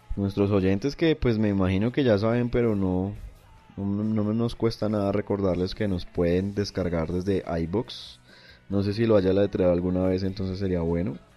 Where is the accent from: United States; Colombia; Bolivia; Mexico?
Colombia; yo como colombiano no me siento representado por ellos